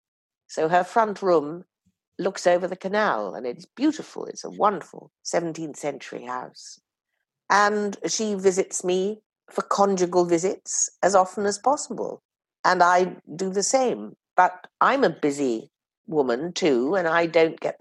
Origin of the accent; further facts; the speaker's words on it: Oxford, South East England, United Kingdom; I was born and brought up in Oxford